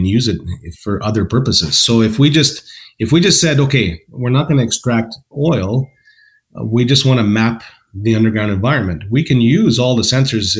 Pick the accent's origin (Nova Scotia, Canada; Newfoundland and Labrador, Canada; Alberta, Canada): Alberta, Canada; Calgary; also born or lived in West Coast; now in Calgary, Canada; I grew up in Calgary, and then after when I got married, I moved to the West Coast